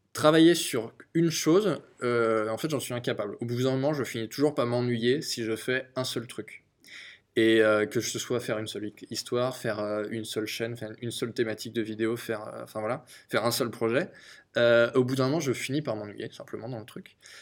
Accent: Angers, Pays de la Loire, France; ma ville natale, Angers

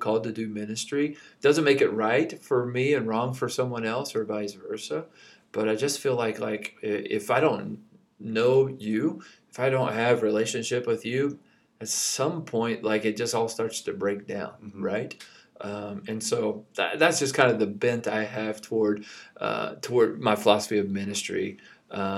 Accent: Kentucky, United States; moved away; I grew up in Kentucky

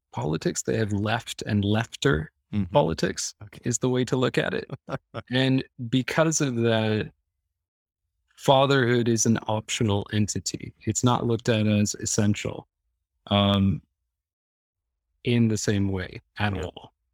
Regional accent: Midwest, United States; I mean, I come from the Midwest, so it's like farm town, you know what I mean?

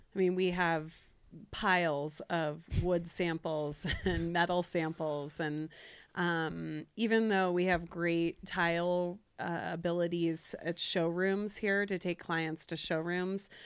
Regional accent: Cincinnati, Ohio, United States; now in Jackson Hole, United States; Ohio. Cincinnati.

